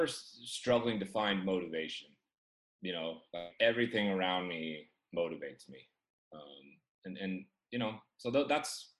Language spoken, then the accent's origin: English; Chico, California, United States; I grew up in Chico, California